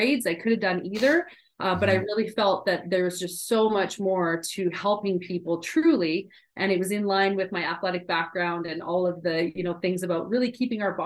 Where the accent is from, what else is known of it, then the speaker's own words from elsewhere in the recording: Edmonton, Alberta, Canada; moved away as an adult; also born or lived in California; I am back in my hometown